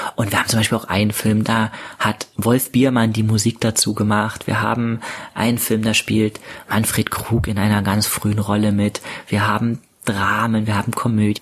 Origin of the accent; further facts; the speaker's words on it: Jena, Thuringia, Germany; in meiner Heimatstadt in Jena mein eigenes Filmfestival zu veranstalten